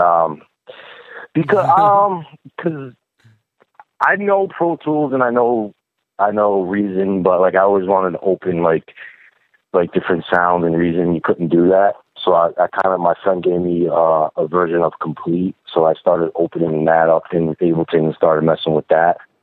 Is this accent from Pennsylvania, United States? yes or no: no; Albany, New York, United States; also born or lived in Brooklyn, New York; born and raised in Albany, New York, which is like two and a half hours north of New York City